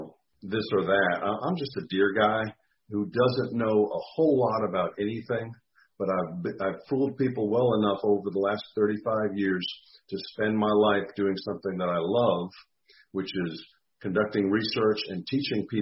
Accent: Massachusetts, United States; moved away as an adult; also born or lived in Texas; now in Mississippi, United States; I grew up in Massachusetts, so I'm kind of a former Yankee, and came to Mississippi for graduate school back a long time ago

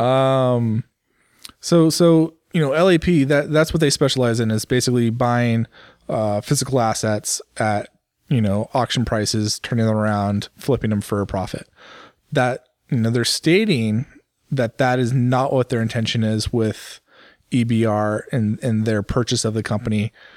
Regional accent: United States; for me as an American

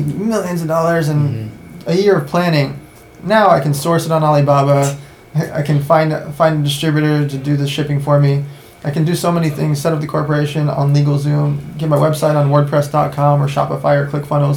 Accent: Los Angeles, California, United States; also born or lived in Russia / San Diego; Born in Russia, left when I was a baby, grew up in LA and San Diego

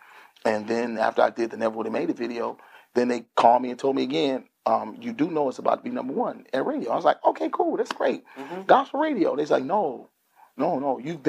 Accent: Grand Rapids, Michigan, United States; I grew up in Grand Rapids, Michigan, where Grand Rapids is the second largest city in the state of Michigan.

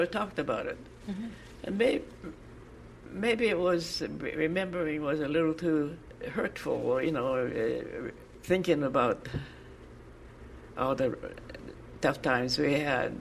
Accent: Selkirk, Manitoba, Canada; also born or lived in Petersfield, Manitoba; And when we moved to Selkirk from Petersfield, that's when we got to the collegiate.

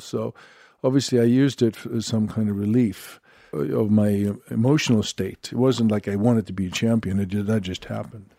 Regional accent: Sweden; moved away; I'm from Sweden, blonde

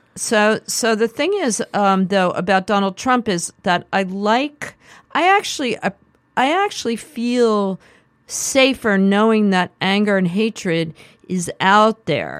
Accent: Philadelphia, Pennsylvania, United States; also born or lived in Manhattan, New York; we moved to the suburbs

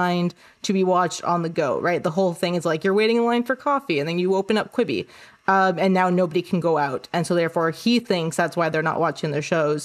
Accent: Canada; moved away as an adult; also born or lived in New York City; I'm Canadian and I have Canadian healthcare insurance

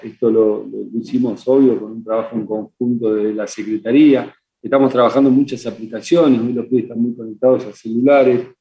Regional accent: Argentina; lo que vivimos como argentinos

